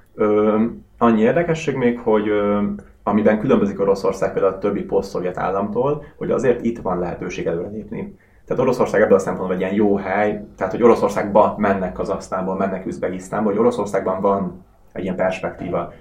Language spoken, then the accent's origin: Hungarian; Hungary; moved away as an adult; also born or lived in Russia; volt orosz lakcímem, de, de nyilván külföldi vagyok, magyar útlevél